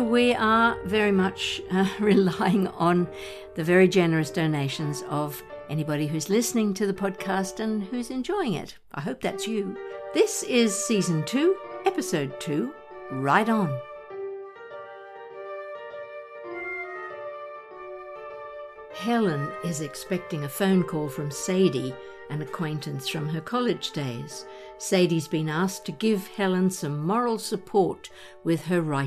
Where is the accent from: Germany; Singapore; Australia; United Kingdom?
Australia; when I was growing up in Australia